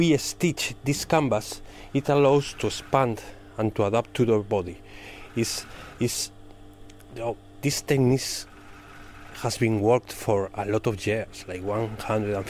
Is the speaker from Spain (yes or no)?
yes; Spain; English is a second language; moved away as an adult; now in Hull, United Kingdom; I'm from Spain.